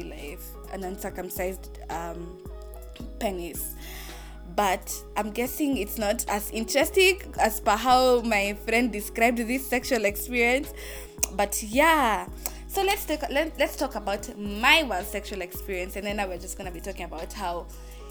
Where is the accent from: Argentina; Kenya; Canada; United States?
Kenya; Athi River, Machakos County; I'm from Athi River